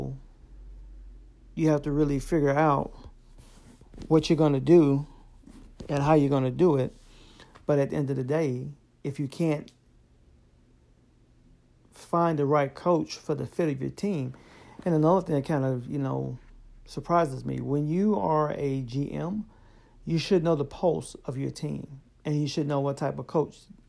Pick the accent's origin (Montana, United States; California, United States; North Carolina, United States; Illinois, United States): Illinois, United States; Chicago; born and raised in the Windy City